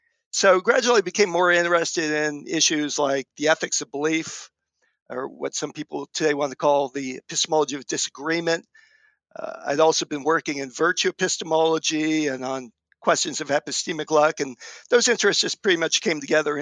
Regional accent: Berkeley, California, United States; I was born and raised around Berkeley, Northern California, in the East Bay.

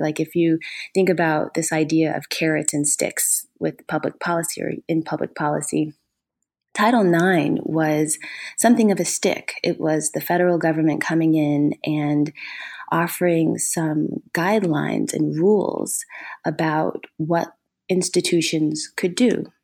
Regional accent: Ohio, United States; moved away; also born or lived in Minnesota / Georgia; I'm originally from Ohio

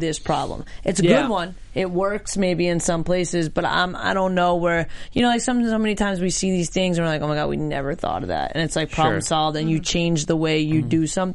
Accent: New York, United States; growing up in New York and being around New York a lot

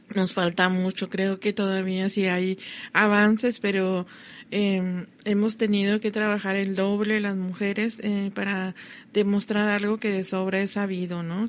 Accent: Ciudad Juárez, Chihuahua, Mexico; Yo sí soy mexicana, como que yo soy de Juárez

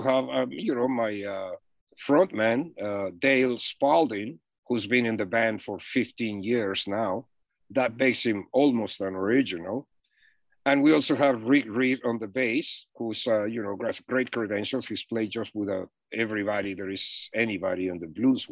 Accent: Mexico City, Mexico; moved away as an adult; now in United States; I'm from Mexico City.

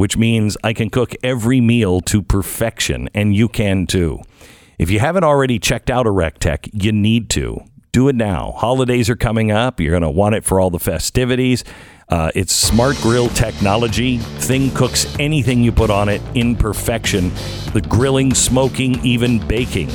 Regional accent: United States; I'm American

